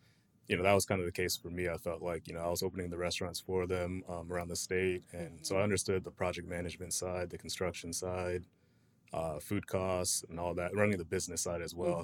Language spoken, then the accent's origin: English; Winter Haven, Florida, United States; I grew up in, born and raised in Florida. Mm-hmm. Winter Haven's about an hour away near Legoland